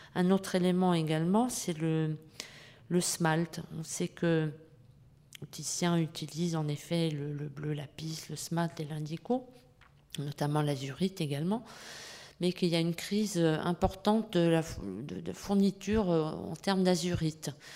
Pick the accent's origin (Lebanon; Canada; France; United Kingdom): France; chez nous en France